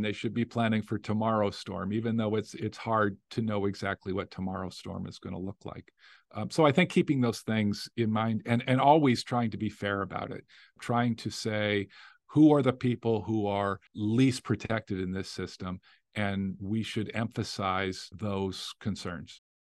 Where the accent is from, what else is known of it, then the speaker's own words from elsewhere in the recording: Las Vegas, Nevada, United States; now in Louisiana, United States; I grew up in Las Vegas. Uh, yeah, I'm third generation Las Vegas, you know, from Nevada.